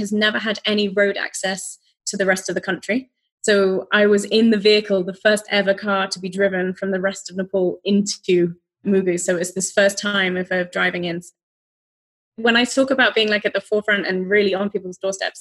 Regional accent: United Kingdom; moved away as an adult; I'm British and trained in the UK, worked there for a number of years

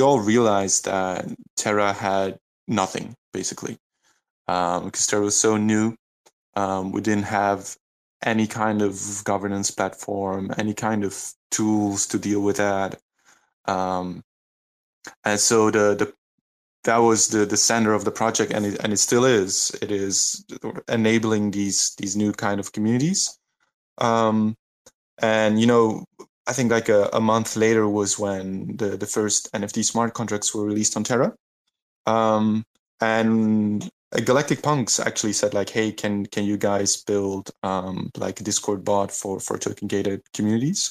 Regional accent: Leuven, Flanders, Belgium; my hometown in Leuven in Belgium

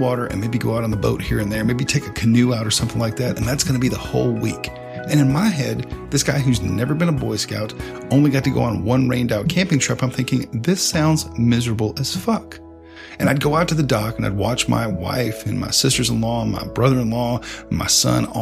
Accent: the South, United States; growing up in the South

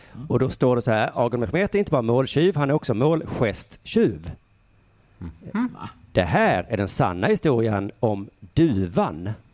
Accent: Sweden; jag är från Sverige

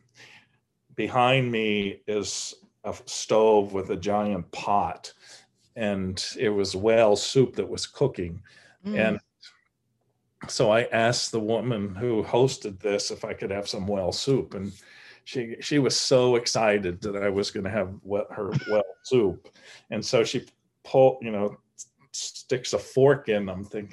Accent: United States; also born or lived in New York; being an American living in New York

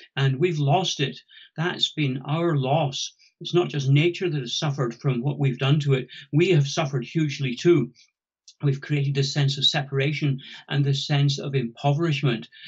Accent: about 100 miles south of Findhorn, Scotland, United Kingdom; moved away as an adult; I'm Scottish and grew up about 100 miles south of Findhorn

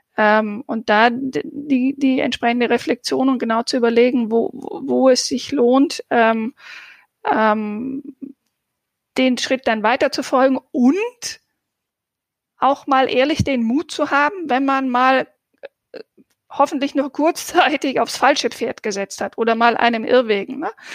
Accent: Southern Germany, Germany; ich komme ja aus dem Süddeutschen

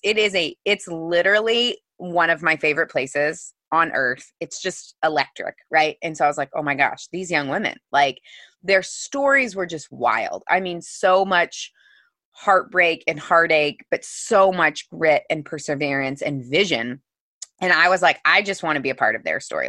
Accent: Missouri, United States; I grew up in the Midwest in Missouri

